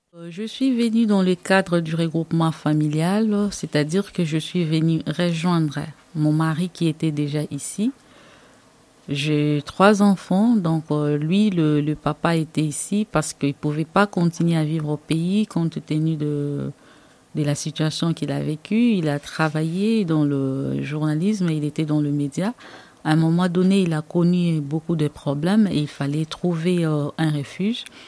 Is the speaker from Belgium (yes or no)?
no; DR Congo; moved away as an adult; now in France; Je suis originaire euh, de la République démocratique du Congo. Je suis arrivée en France en juin 2016